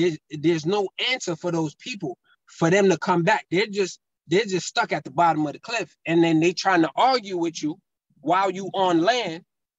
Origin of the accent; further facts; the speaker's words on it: Burundi; born there; I was born in Burundi, but my father's from Mali and my mom's from the Congo.